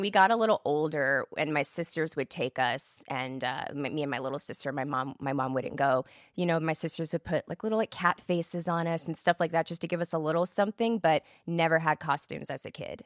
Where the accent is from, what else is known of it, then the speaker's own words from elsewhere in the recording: Killeen, Texas, United States; also born or lived in Germany; I grew up right outside of Fort Hood, Texas